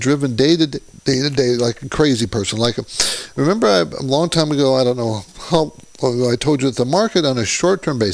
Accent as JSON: {"language": "English", "region": "Southern California", "country": "United States", "tie": "born or raised there", "also_born_or_lived": "New Jersey / New York", "said": "I'm from Southern California, been in Southern California for, I grew up here"}